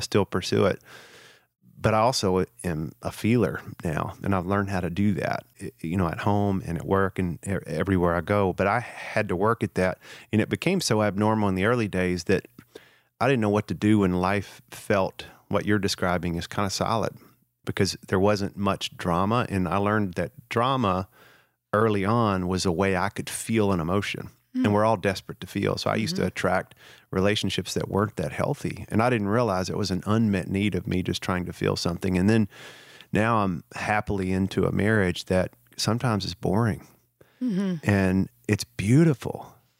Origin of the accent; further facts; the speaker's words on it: the South, United States; particularly in the culture of the region I grew up in the South